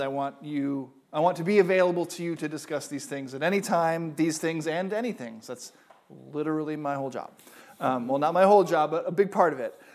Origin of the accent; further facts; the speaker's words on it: United States; I am an American.